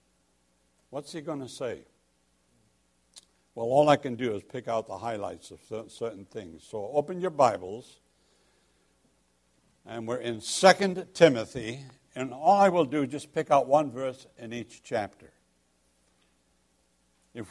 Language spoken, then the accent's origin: English; England, United Kingdom; I'm English.